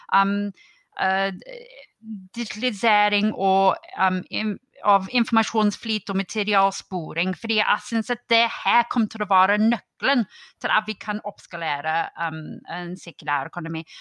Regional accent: United Kingdom; Norwegian is a second language; now in Norway; Som en brite

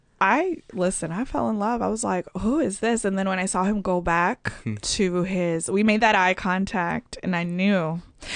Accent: Atlanta, Georgia, United States; also born or lived in Chicago; I grew up in Atlanta

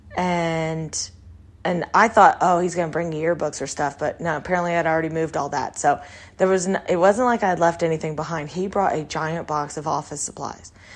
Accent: Texas, United States; when I grew up in Texas

